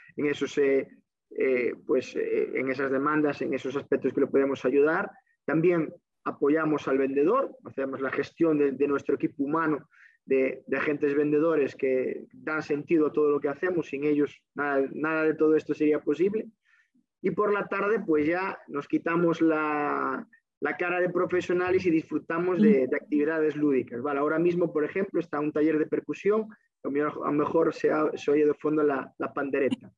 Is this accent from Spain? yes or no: yes; Pontevedra, Galicia, Spain; also born or lived in A Coruña; mi primer contacto con la casa fue como estudiante en el CRE Santiago de Apóstol de Pontevedra. Allí terminé mi, etapa de primaria